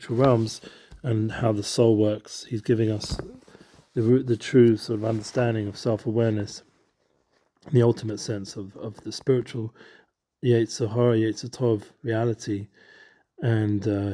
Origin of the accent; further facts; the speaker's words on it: London, United Kingdom; We grew up together in London